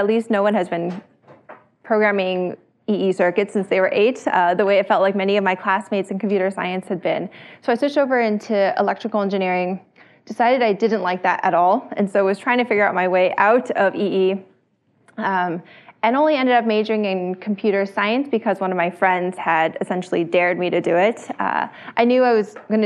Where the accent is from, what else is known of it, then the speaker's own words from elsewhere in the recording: Bay Area, California, United States; I grew up in the Bay Area